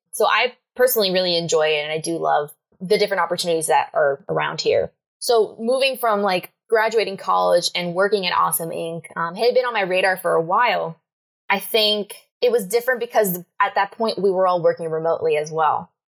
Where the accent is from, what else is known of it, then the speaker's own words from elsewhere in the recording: Miami, Florida, United States; moved away as an adult; now in Atlanta, United States; originally, I'm from Miami, Florida. Uh, lived there my whole life.